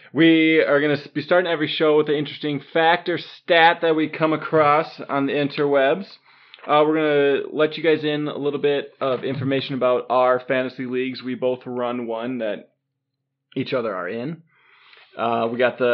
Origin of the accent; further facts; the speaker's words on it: Milwaukee, Wisconsin, United States; we're from the Milwaukee area, so we're both raised Packer fans